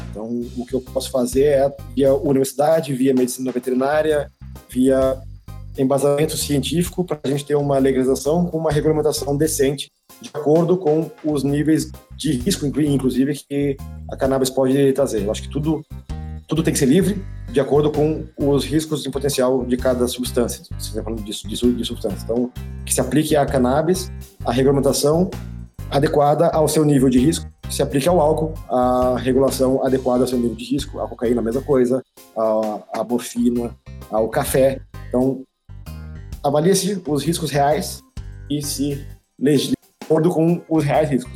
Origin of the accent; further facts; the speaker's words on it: Pernambuco, Brazil; moved away as an adult; now in Curitibanos, Brazil; eu sou pernambucano